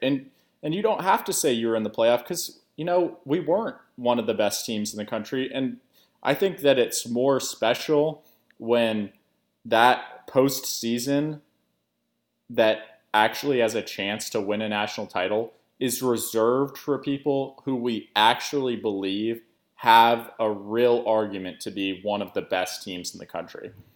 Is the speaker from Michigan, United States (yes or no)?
no; Portland, Oregon, United States; now in New Orleans, United States; I'm, I'm from Portland originally, uh, big Trailblazers fan, moved down to New Orleans